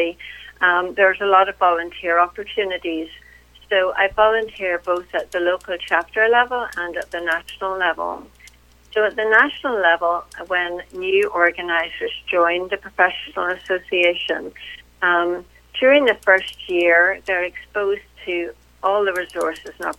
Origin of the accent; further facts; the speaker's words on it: Belfast, Northern Ireland, United Kingdom; moved away as an adult; now in Winchester, United States; But I am originally from Northern Ireland, from Belfast. And that is actually where I grew up and went to college